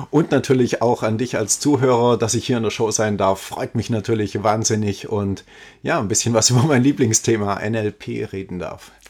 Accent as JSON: {"language": "German", "town": "Ulm", "region": "Baden-Württemberg", "country": "Germany", "tie": "born or raised there", "said": "Also ich komme aus Ulm, ja, ist meine Geburtsstadt"}